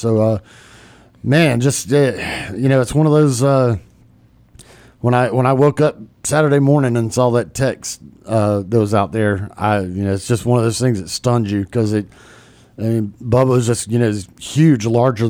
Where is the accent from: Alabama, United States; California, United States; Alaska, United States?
Alabama, United States; Montgomery; I grew up in Montgomery.